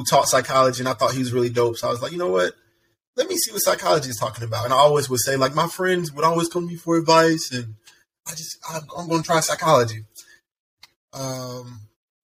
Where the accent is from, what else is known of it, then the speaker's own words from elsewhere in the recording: College Park, Georgia, United States; I'm originally from College Park, Georgia. I've been in Atlanta my whole entire life